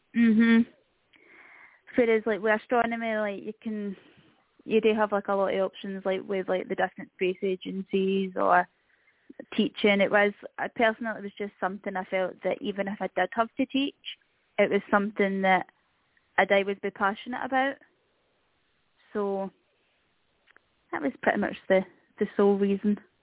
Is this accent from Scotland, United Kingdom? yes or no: yes; Scotland, United Kingdom; being Scottish